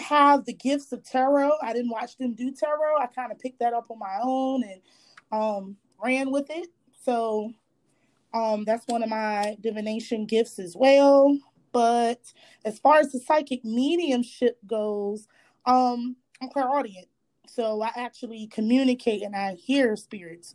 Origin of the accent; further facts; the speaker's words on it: Virginia, United States; moved away; also born or lived in Charlotte / Philadelphia / the Carolinas; I just lived in Charlotte. I was raised in Virginia, stayed in Philadelphia, different places here and there. So, but I'm from the South